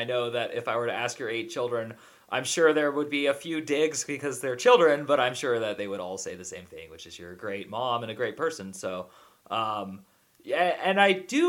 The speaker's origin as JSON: {"language": "English", "region": "California", "country": "United States", "tie": "born or raised there", "said": "I grew up in California, and we had about 5 Mormon kids in my grade in high school"}